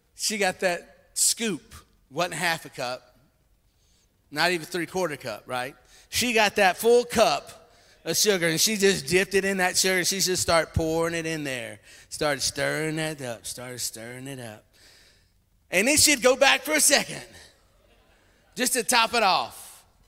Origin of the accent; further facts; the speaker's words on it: Louisiana, United States; moved away; I came from Louisiana. I came from the swamps and the bayous of Louisiana, and we like sweet tea